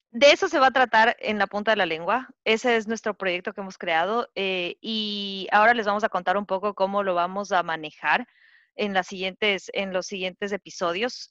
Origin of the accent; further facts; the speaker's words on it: Quito, Pichincha, Ecuador; moved away as an adult; also born or lived in Florida; now in Pennsylvania, United States; hace unos dos años vine a vivir a Estados Unidos, soy quiteña